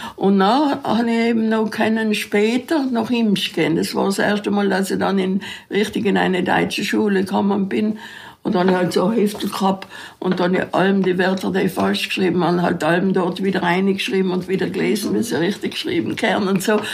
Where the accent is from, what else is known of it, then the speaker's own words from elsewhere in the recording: South Tyrol, Trentino-Alto Adige, Italy; als Südtiroler die Hauswirtschaftsschulen in Imstadt oder Rot Holz besuchen